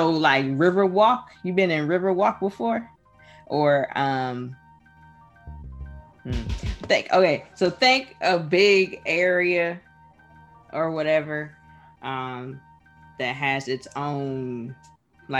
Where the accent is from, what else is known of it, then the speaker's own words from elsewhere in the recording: Hilton Head, South Carolina, United States; I'm from Hilton Head, South Carolina